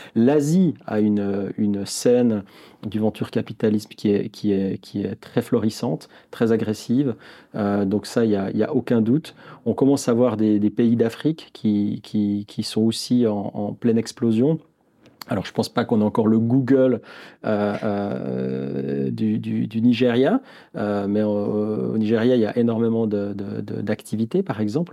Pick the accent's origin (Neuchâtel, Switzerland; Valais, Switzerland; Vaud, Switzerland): Neuchâtel, Switzerland; je suis Neuchâtelois, à Neuchâtel, comme on dit. j'ai toujours vécu à Neuchâtel, j'ai fait mes études à Neuchâtel